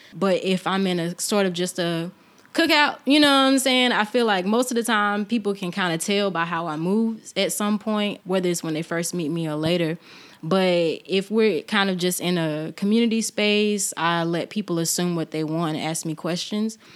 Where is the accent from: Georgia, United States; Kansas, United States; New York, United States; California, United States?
Georgia, United States; Albany; I am from Albany, born and raised